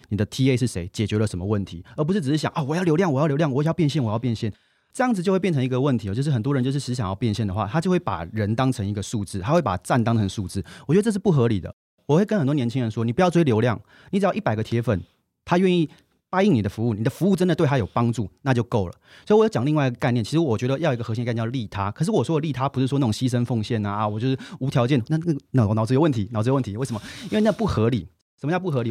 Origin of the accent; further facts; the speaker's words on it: Taiwan; 我是台湾人，在新加坡的报纸写评论东南亚文章